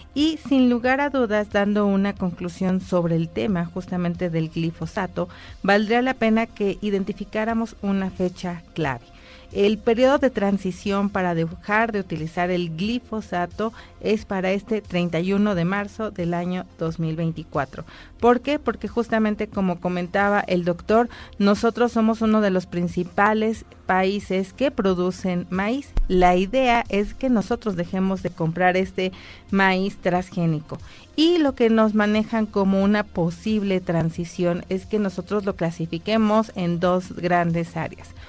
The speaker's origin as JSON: {"language": "Spanish", "country": "Mexico", "said": "nosotros los mexicanos"}